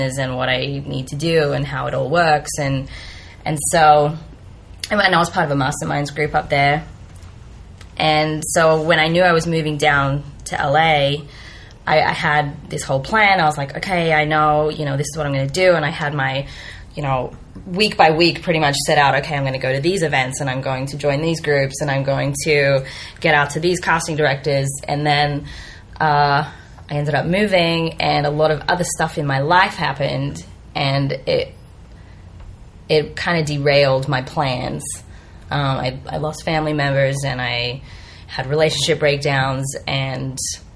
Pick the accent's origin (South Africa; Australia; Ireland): Australia; moved away as an adult; also born or lived in Bay Area, United States; now in United States; I am Australian, and I moved to the U.S. about 5 years ago